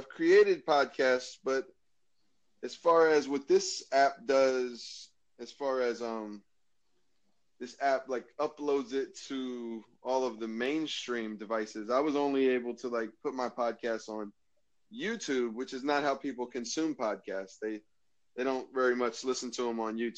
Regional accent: Maryland, United States; I'm from Maryland in the United States of America

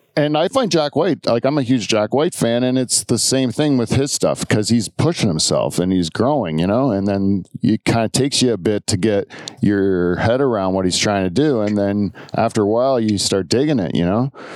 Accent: Canada; We're from Canada

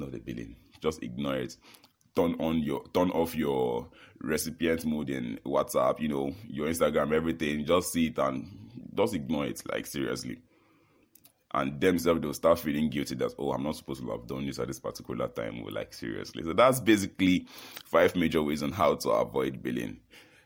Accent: Nigeria; I'm from Nigeria

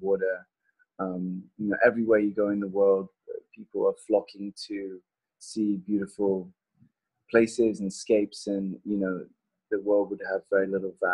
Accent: southern England, United Kingdom; now in California, United States; growing up in Southern England

